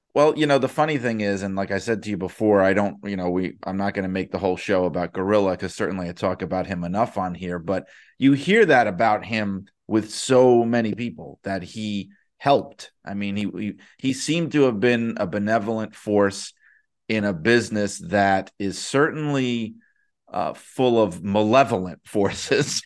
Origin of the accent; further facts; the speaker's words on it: New York City, New York, United States; in Queens, in New York, my hometown